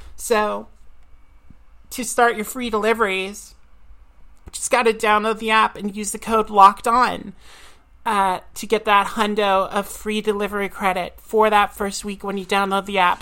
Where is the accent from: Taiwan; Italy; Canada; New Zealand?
Canada; Nova Scotia; I'm from Nova Scotia.